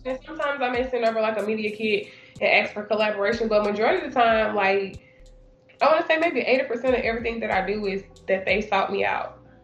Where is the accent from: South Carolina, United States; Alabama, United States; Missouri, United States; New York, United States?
Alabama, United States; Birmingham; moved away as an adult; now in Atlanta, United States; I am um, from Birmingham, Alabama. Um, born and raised there and I currently reside, of course, in Atlanta, Georgia.